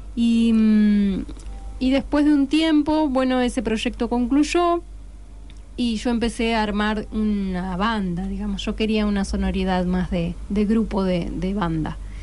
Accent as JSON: {"language": "Spanish", "town": "Paraná", "region": "Entre Ríos", "country": "Argentina", "tie": "born or raised there", "moved": "yes", "lives_now": "Rosario, Argentina", "said": "vamos a presentar el disco en Paraná, por supuesto, de donde soy yo"}